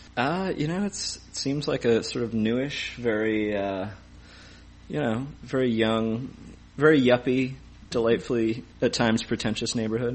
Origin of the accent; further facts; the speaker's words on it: Ithaca, New York, United States; we lived in Ithaca for my entire childhood.